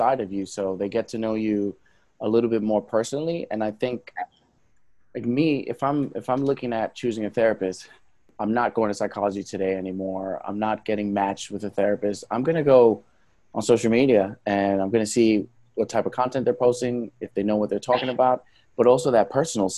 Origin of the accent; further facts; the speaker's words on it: New York City, New York, United States; moved away as an adult; now in New Jersey, United States; So I'm born and raised in New York. I'm from Brooklyn